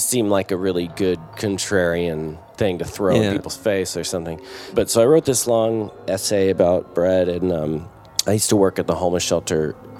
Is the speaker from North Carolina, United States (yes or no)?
yes; North Carolina, United States; I mean, I grew up